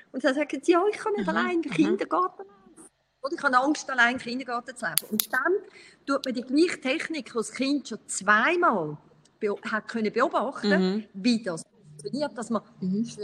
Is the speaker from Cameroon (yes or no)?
no; Brazil; ich, ich bin teilweise in Brasilien aufgewachsen und darum bin ich so noch ein bisschen stark geprägt äh, von Brasilien. Teil von meinem Herz ist immer noch da in Brasilien.